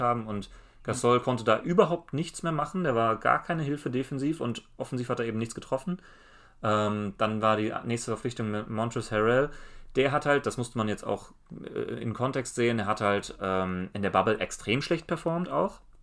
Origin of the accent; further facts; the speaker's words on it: Germany; wir als Deutsche